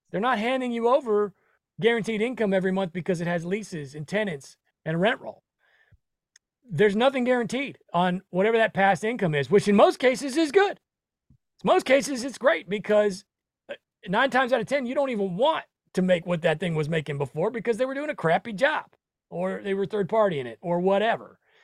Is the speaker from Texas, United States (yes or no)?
no; Nebraska, United States; I come from Nebraska. Um, we're just bro, Midwestern boys